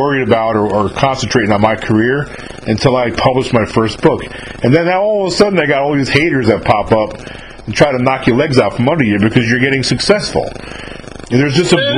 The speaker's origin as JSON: {"language": "English", "region": "just above New York City", "country": "United States", "tie": "born or raised there", "said": "I'm not from Long Island, but I'm from just above New York City"}